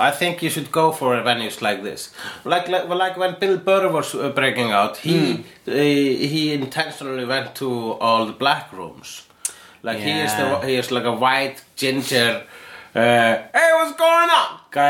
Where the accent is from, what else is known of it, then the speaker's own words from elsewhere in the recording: Iceland; English is a second language; And I am an Icelandic and person.